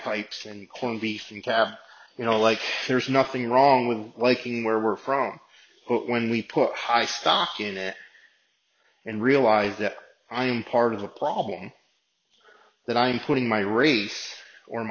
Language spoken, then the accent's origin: English; United States; I just say that I'm American